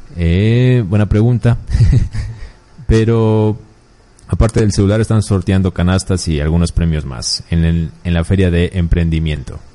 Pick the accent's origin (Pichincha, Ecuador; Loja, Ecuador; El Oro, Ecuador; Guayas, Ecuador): Loja, Ecuador